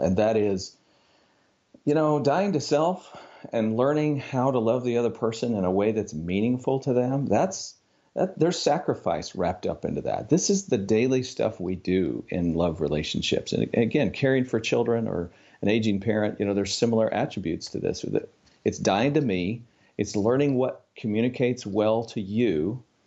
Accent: Upper Midwest, United States; now in Arkansas, United States; I'm from the Upper Midwest, uh, originally

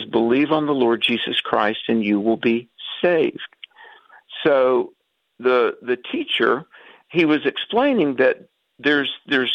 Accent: the South, United States; growing up in the South in the Bible Belt

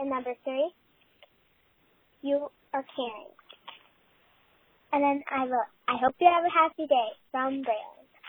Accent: Evansville, Wisconsin, United States; And we are from Evansville, Wisconsin. And we are fourth graders, too.

